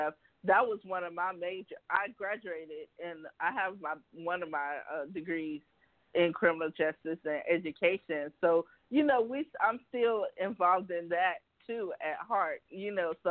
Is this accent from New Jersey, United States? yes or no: no; South Carolina, United States; also born or lived in Los Angeles; now in Charlotte, United States; I'm from South Carolina. I'm from country